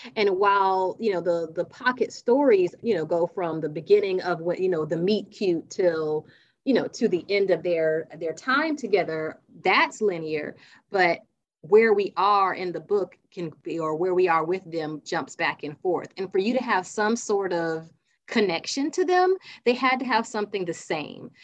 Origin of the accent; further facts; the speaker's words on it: South Carolina, United States; I'm from South Carolina